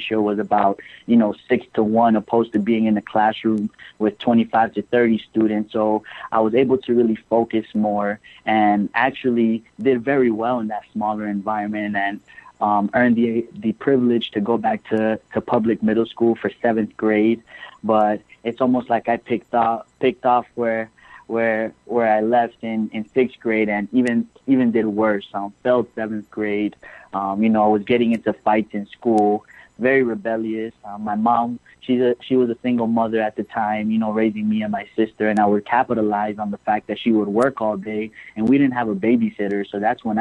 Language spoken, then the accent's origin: English; Miami, Florida, United States; I'm originally from Miami, and I'd say after transitioning to middle school from elementary school is really when I started declining academically, you know, just being easily influenced, roaming the streets of Miami